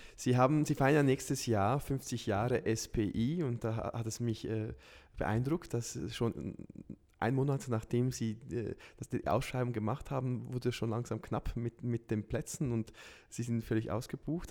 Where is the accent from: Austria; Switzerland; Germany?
Switzerland; Lucerne; in Luzern, wo, wo ich herkomme